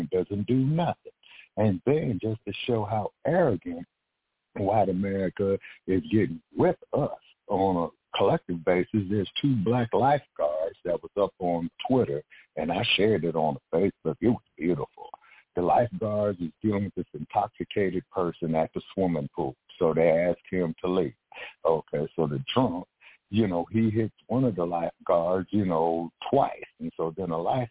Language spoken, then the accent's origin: English; Los Angeles, California, United States; now in Las Vegas, United States; I'm from Los Angeles